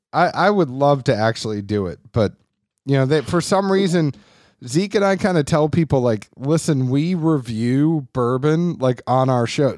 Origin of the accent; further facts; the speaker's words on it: Boston, Massachusetts, United States; I grew up in Boston